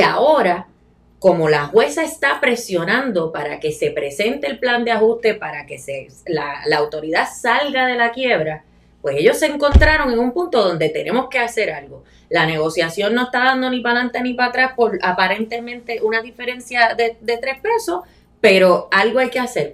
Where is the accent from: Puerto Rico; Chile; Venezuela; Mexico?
Puerto Rico; Añasco; mi pueblo de Añasco